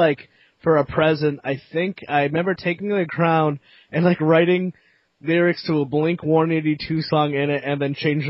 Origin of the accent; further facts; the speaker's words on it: Connecticut, United States; the town I grew up in Connecticut